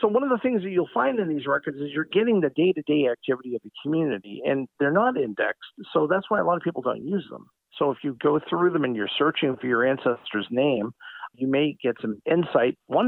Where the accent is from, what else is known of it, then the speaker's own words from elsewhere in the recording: Stoughton, Massachusetts, United States; In my hometown of Stoughton, we were incorporated in 1726